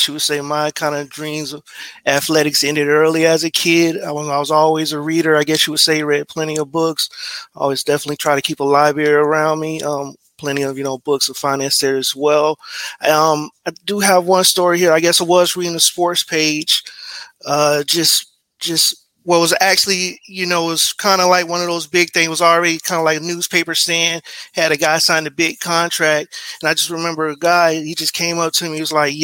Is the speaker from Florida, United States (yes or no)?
yes; Brevard County, Florida, United States; moved away as an adult; also born or lived in Tallahassee, Florida; now in Tampa, United States; I'm actually here from Brevard County. That's actually on the East Coast